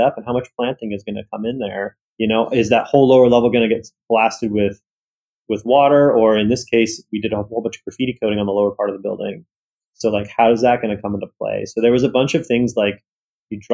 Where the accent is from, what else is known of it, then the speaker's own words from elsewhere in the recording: California, United States; I was born in California